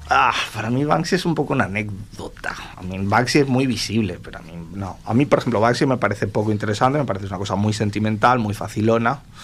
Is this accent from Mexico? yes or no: no; Uruguay; yo soy medio uruguayo, de hijo de inmigrantes gallegos también, yugoslavos, franceses, un poco como muchos uruguayos